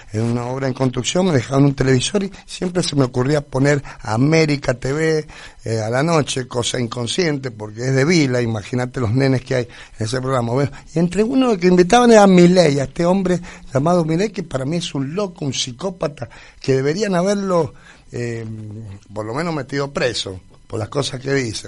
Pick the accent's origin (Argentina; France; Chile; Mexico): Argentina; nosotros los argentinos